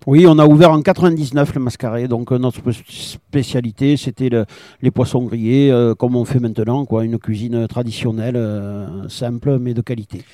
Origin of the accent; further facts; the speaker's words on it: Cap Ferret, Nouvelle-Aquitaine, France; Je suis né au Cap Ferré euh, en 65